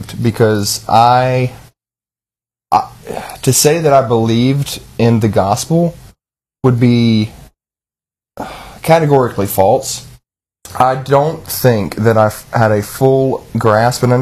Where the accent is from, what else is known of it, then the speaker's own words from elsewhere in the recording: the South, United States; growing up in the South and in the church